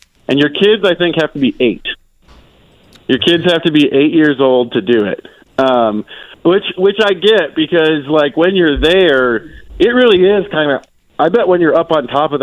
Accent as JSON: {"language": "English", "region": "Wisconsin", "country": "United States", "moved": "yes", "said": "I'm from Wisconsin."}